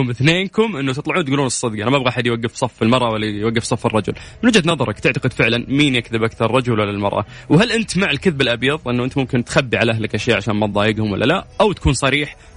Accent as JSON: {"language": "Arabic", "town": "Jeddah", "region": "Makkah Province", "country": "Saudi Arabia", "said": "انا من جده"}